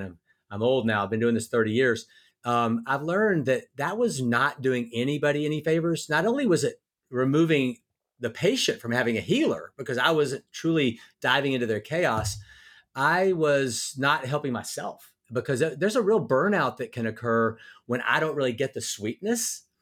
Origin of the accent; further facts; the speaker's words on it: Louisiana, United States; also born or lived in North Carolina; now in Nashville, United States; I grew up in Louisiana